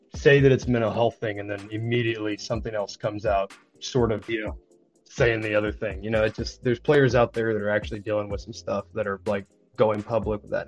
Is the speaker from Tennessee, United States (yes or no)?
yes; East Tennessee, United States; I grew up in East Tennessee